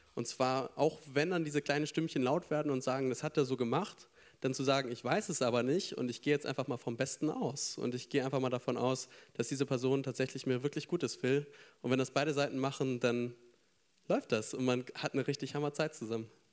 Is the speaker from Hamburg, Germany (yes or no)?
no; Schleswig-Holstein, Germany; moved away as an adult; now in Frankfurt, Germany; ich bin theoretisch gemütlich auf dem Land groß geworden und zwar in Schleswig-Holstein